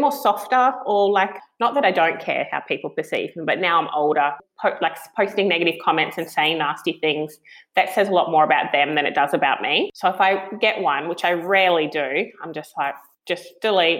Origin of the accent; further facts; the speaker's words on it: Tweed Heads, New South Wales, Australia; I grew up in Tweed Heads, so the border of Queensland and New South Wales